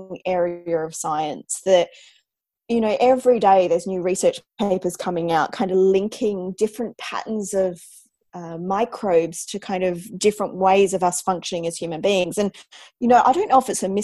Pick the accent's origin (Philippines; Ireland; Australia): Australia; accent: Antipodean; moved away as an adult; now in London, United Kingdom; I'm obviously Australian